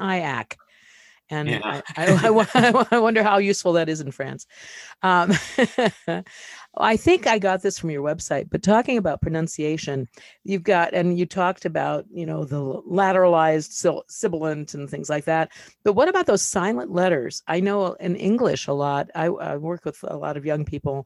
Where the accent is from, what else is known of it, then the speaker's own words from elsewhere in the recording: Ohio, United States; I grew up in Ohio, which is close to Tennessee.